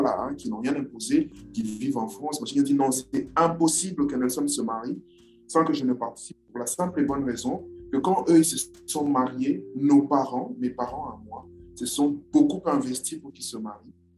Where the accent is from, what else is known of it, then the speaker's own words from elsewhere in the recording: Kinshasa, DR Congo; now in Brazzaville, Republic of the Congo; je, vis à Brazzaville, je suis de Kinshasa